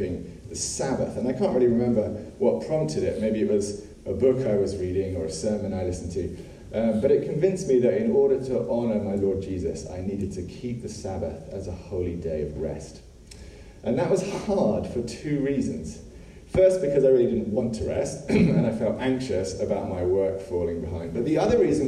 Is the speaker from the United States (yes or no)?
no; England, United Kingdom; moved away; I grew up in England